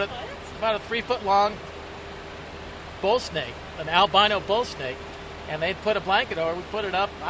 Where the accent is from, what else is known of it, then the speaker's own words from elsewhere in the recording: Arizona, United States; I grew up with rattlesnakes in Arizona